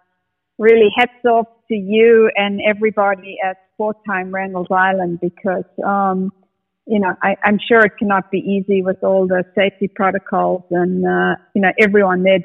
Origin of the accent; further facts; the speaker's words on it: South Africa; now in United States; I grew up in the apartheid era